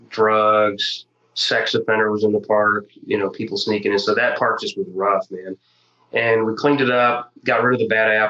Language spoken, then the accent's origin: English; Illinois, United States; South of Springfield. So Illinois. I'm from Illinois.